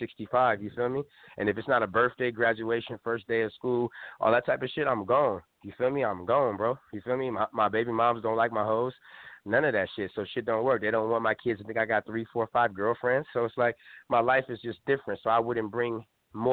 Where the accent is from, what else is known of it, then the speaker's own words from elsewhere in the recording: California, United States; I'm from California.